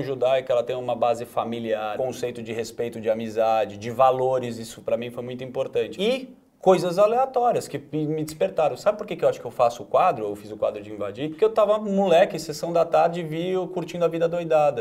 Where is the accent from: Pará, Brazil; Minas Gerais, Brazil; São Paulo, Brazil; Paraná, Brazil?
São Paulo, Brazil; Higienópolis; nasci criado em Genópolis